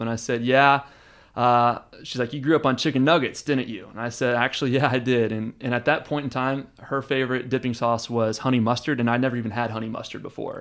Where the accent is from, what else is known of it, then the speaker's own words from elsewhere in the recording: Houston, Texas, United States; also born or lived in Austin, Texas; I was born and raised in Houston, but, uh, I've spent six years in Austin, and, uh, I consider this to be home